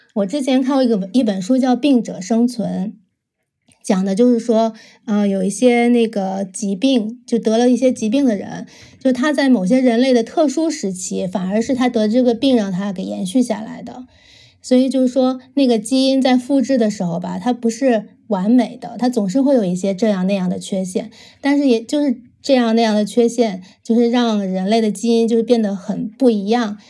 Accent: Beijing, China; now in Sydney, Australia; 我来自北京，现在定居澳大利亚悉尼，今年三十六岁

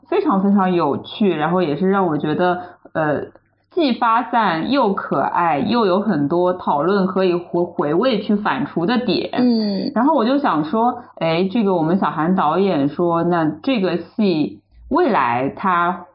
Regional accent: China; 我们中国人可以说是从小传统教育它就是一种就是答题的，就是那个应试教育的这种逻辑下成长起来的

